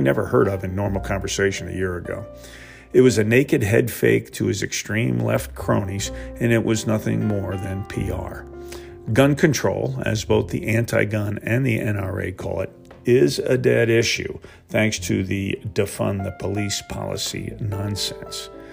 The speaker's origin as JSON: {"language": "English", "region": "New Jersey", "country": "United States", "moved": "yes", "lives_now": "Georgia, United States", "said": "I reside in Georgia, and though I am from New Jersey"}